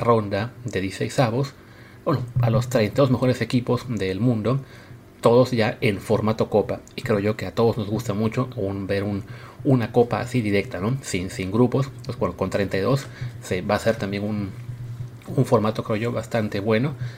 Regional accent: Mexico; como mexicanos

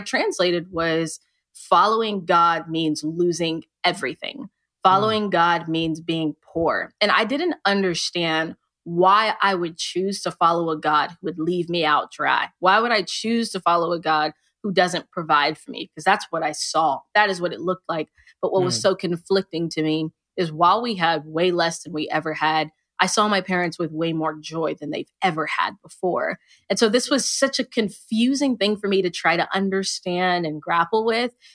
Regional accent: United States; I was conceived in Nigeria, but I was born here in America

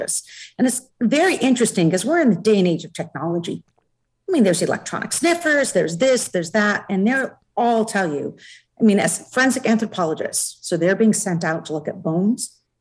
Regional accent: Oregon, United States; now in New Hampshire, United States; I come from Oregon.

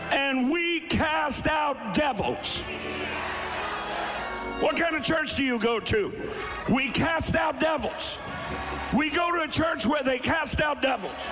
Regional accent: Eastern Kentucky, United States; now in Ohio, United States; I'm from Eastern Kentucky.

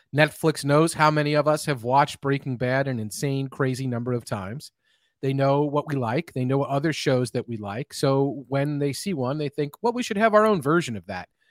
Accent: Kentucky, United States; I grew up in Kentucky

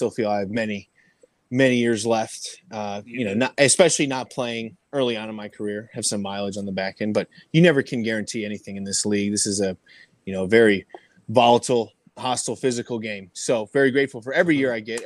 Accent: Indianapolis, Indiana, United States; now in Cincinnati, United States; we grew up in Indianapolis

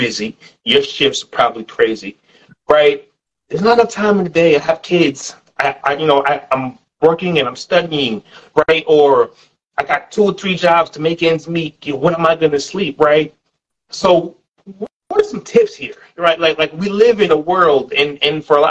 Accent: New York, United States; growing up in New York

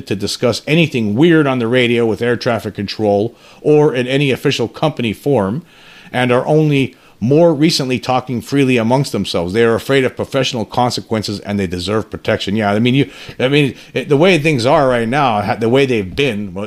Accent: United States; as an American citizen

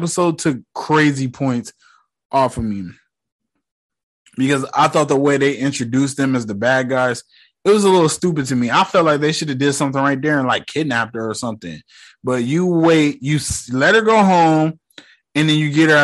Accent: United States; I'm born and bred in America

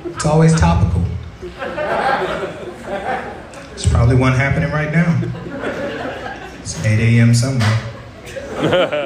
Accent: Tyler, Texas, United States; now in Portland, United States; I'm originally from Tyler, Texas.

